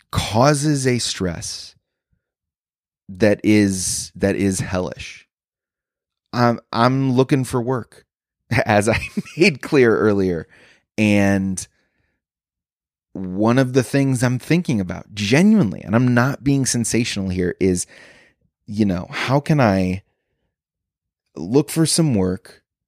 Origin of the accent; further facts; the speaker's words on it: Chicago, Illinois, United States; I'm a comedian from Chicago